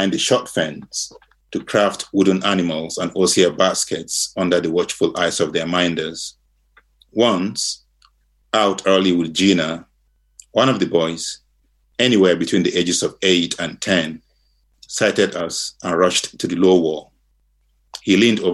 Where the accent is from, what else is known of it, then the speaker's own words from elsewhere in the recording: Nigeria; moved away as an adult; now in Virginia, United States; I grew up in Nigeria, which was colonized by the British